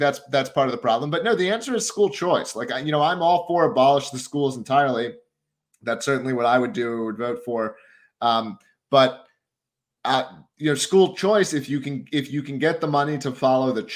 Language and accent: English; Philadelphia, Pennsylvania, United States; I grew up in the Philly area and lived in West Philadelphia for about 5 years.